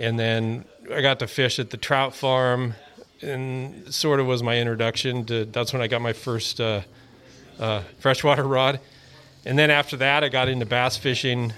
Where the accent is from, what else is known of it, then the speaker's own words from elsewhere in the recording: Pismo Beach, California, United States; moved away; also born or lived in San Francisco; I moved up to the city in 95. I grew up in Pismo Beach